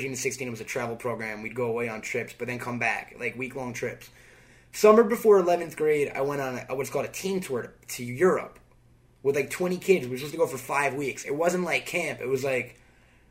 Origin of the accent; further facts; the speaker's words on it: Long Island, New York, United States; I'm a Jew from Long Island